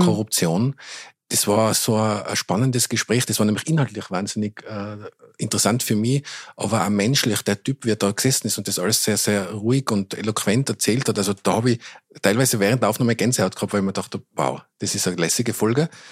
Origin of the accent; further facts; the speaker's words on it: Tyrol, Austria; accent: Tyrolean; now in Vienna, Austria; wenn ich länger in Tirol bin, wieder viel mehr ins Tirolerische verfall